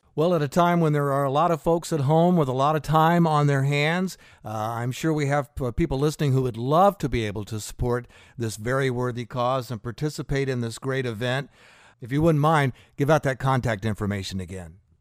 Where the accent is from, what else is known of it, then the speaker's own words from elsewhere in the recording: Fort Pierce, Florida, United States; when I was a teenager growing up in Fort Pierce